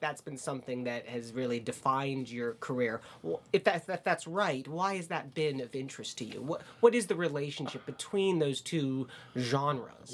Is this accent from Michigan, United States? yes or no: yes; Ann Arbor, Michigan, United States; moved away; I spent uh, my early childhood in Ann Arbor, Michigan